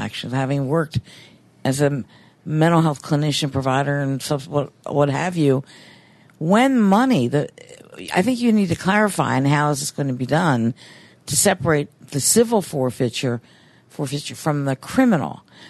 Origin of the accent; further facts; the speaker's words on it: Baltimore, Maryland, United States; moved away; I'm from Baltimore originally